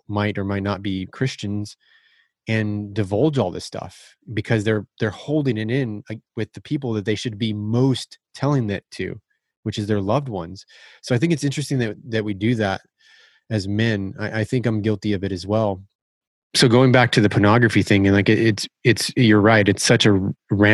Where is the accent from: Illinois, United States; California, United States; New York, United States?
California, United States; we grew up in California.